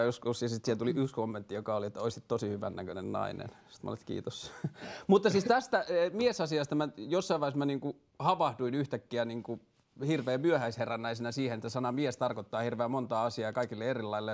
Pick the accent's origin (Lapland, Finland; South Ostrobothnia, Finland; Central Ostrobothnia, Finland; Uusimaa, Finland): Lapland, Finland; Tornio; olen kotoisin Torniosta, joka on pieni kaupunki Pohjois-Suomessa